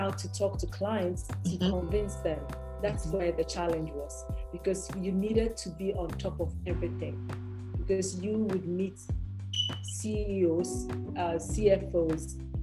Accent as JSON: {"language": "English", "country": "Ghana", "also_born_or_lived": "Lagos, Nigeria", "said": "I'm Ghanaian"}